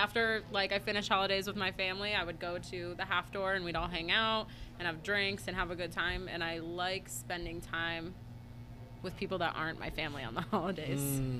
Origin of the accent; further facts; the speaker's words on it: Wethersfield, Connecticut, United States; I grew up in Wethersfield.